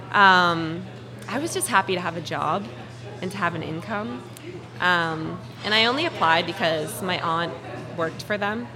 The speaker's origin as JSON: {"language": "English", "town": "Marblehead", "region": "Massachusetts", "country": "United States", "tie": "born or raised there", "said": "I grew up in Marblehead"}